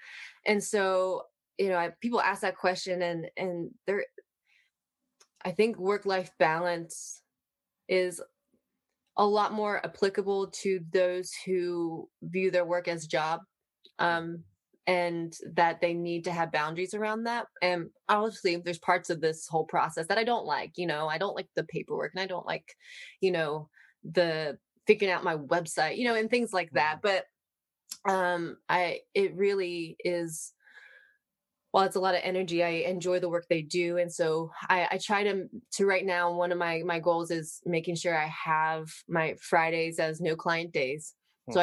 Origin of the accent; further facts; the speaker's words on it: Baltimore, Maryland, United States; I'm originally from Baltimore, Maryland